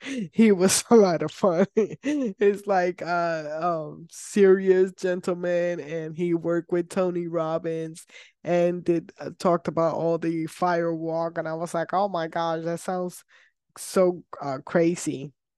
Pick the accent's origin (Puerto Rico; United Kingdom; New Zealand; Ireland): Puerto Rico; I am from Puerto Rico